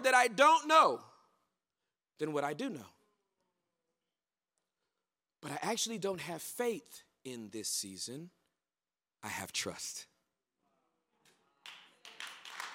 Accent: Southern California, United States; moved away as an adult; also born or lived in Dallas, Texas; I'm born and raised in Southern California, the hood

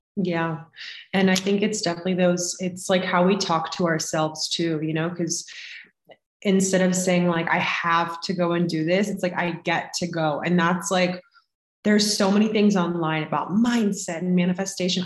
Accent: Florida, United States; now in Colorado, United States; I live in Colorado currently. I'm originally from Florida

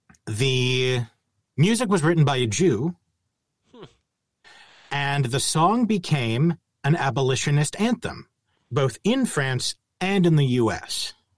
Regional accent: Midwest, United States; growing up in the Midwest.

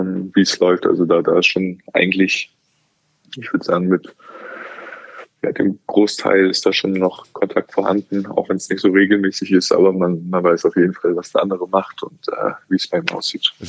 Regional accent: Hamburg, Germany; Hamburg meine Heimatstadt ist

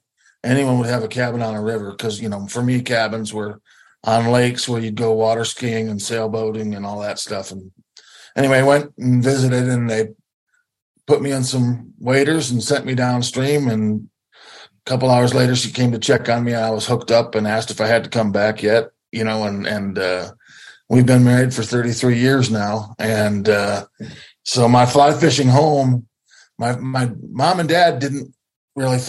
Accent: Wisconsin side of Lake Michigan, United States; also born or lived in Philadelphia area; now in Colorado, United States; I grew up on Lake Michigan on the Wisconsin side of the lake

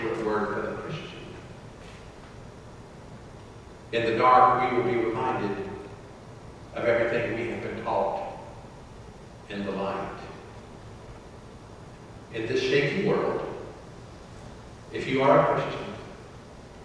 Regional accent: Atlanta, Georgia, United States; As teenagers growing up in Atlanta, we used to go to the Atlanta airport to hang out

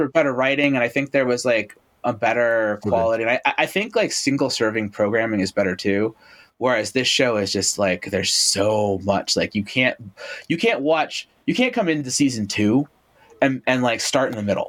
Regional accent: Toronto, Ontario, Canada; when I was a like kid growing up in Toronto

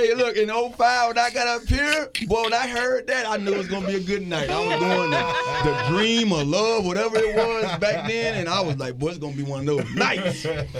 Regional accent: Miami, Florida, United States; being that I was from Miami

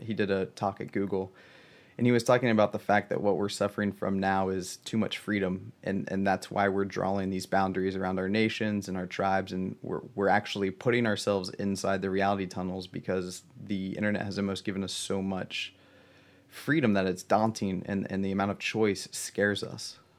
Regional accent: Southern Ohio, United States; I grew up in Southern Ohio

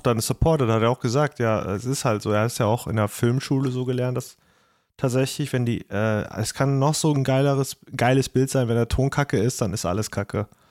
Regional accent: Trier, Rhineland-Palatinate, Germany; ich komme aus Trier.

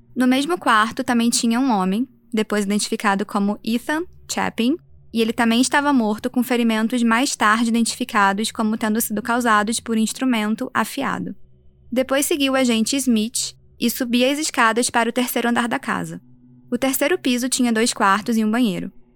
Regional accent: Brazil; also born or lived in United States; como brasileira

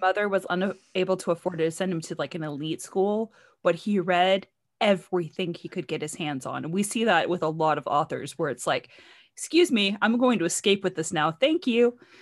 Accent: United States; I'm American

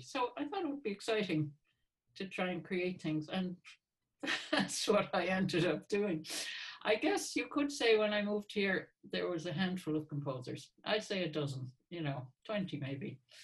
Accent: Hartford, Connecticut, United States; moved away as an adult; now in Ireland; I'm from Hartford, Connecticut.

